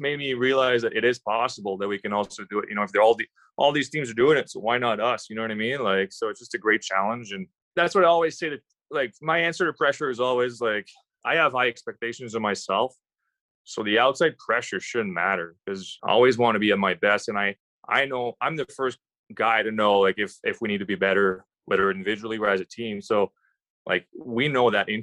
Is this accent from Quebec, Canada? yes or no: yes; Quebec, Canada; I grew up in Quebec